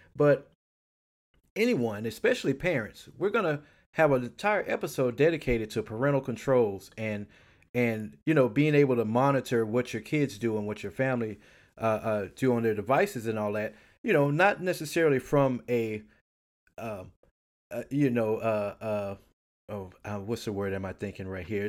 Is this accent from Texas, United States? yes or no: yes; Houston, Texas, United States; I was born here in Houston, Texas. I lived here all of my life